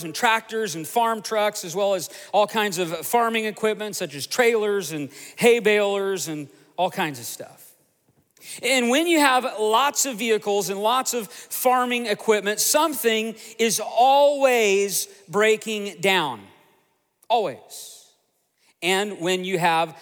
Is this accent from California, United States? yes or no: no; Tulsa, Oklahoma, United States; also born or lived in Broken Arrow, Oklahoma; I grew up just outside of Tulsa, Oklahoma, on 80 beautiful acres.